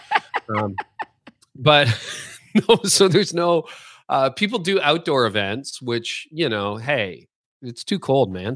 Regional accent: Canada; being Canadian

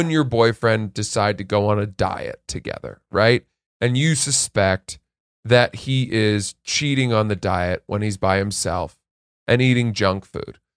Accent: Maine, United States; Portland, Maine, near my hometown in Maine

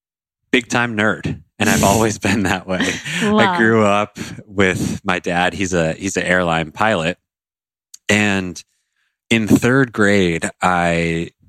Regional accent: Colorado, United States; I grew up in Colorado

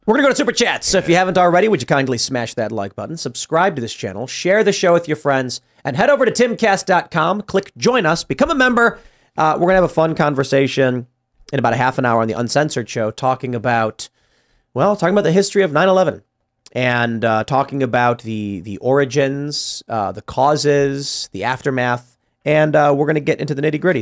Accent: Chicago, Illinois, United States; I'm growing up in Chicago

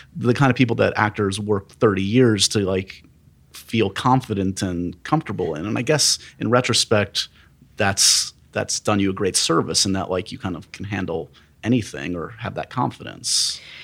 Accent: New York City, New York, United States; I grew up here in New York City

